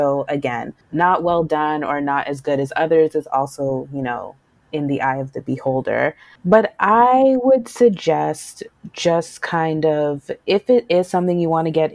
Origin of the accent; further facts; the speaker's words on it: Canada; we're Canadian